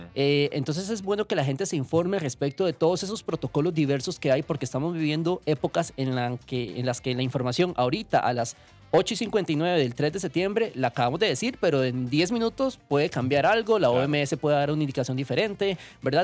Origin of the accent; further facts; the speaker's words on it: Costa Rica; Como costarricenses